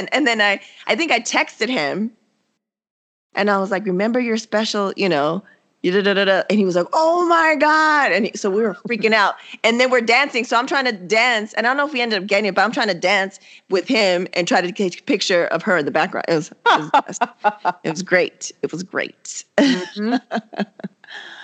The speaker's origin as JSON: {"language": "English", "town": "San Diego", "region": "California", "country": "United States", "said": "we're all from San Diego"}